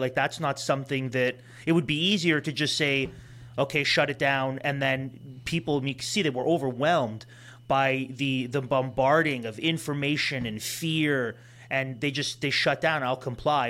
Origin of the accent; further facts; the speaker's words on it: Toronto, Ontario, Canada; we grew up in Toronto